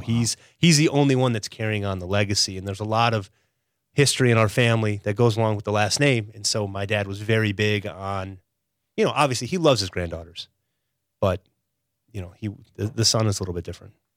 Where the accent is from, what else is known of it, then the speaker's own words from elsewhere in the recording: Chicago, Illinois, United States; moved away as an adult; also born or lived in Stevens Point, Wisconsin / Israel; now in Wilmington, United States; born and raised in Chicago